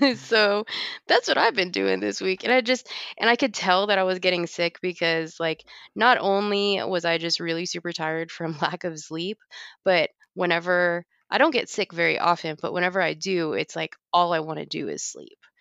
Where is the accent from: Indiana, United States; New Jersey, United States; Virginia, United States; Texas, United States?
Texas, United States; Dallas; moved away; I grew up in Dallas